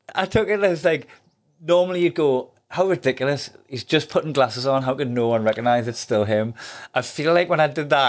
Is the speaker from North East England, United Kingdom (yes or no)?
yes; Newcastle upon Tyne, North East England, United Kingdom; accent: Geordie; my Geordie accent